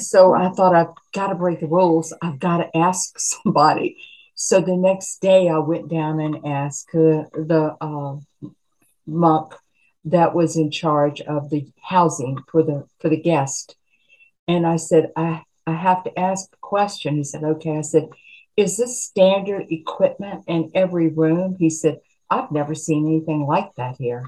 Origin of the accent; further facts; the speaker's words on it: Appalachia, United States; I'm a mountain, I'm an Appalachian girl.